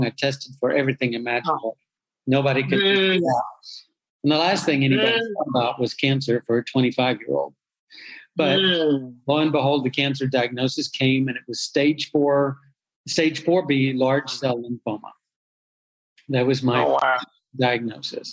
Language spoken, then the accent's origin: English; Dallas, Texas, United States; I was born and raised in and around Dallas, Texas